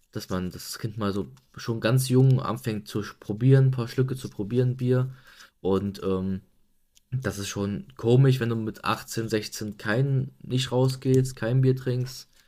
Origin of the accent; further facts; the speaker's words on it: Germany; bei uns in Deutschland